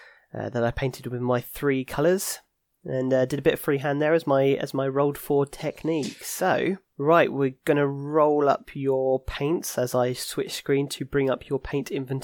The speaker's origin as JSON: {"language": "English", "town": "Staines", "region": "South East England", "country": "United Kingdom", "said": "I mean, we're from Staines, I know people."}